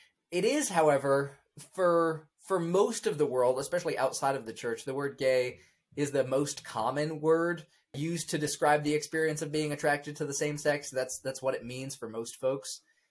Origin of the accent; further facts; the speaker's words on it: Bandung, West Java, Indonesia; So it's within that context of growing up in Indonesia and, you know, being homeschooled, because that was sort of the best educational option we felt of the options that were available to us in Bandung, Indonesia.